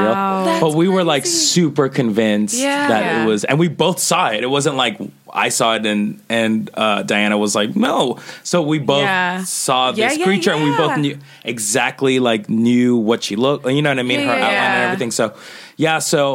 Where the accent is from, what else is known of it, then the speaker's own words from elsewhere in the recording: Colombia; also born or lived in Queens, New York; now in United States; I was born in Colombia.